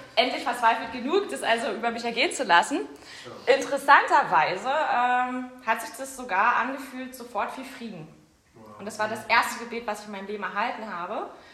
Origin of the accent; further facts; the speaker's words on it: Berlin, Germany; ich komme ja aus Weißensee, ich bin auch Urberlinerin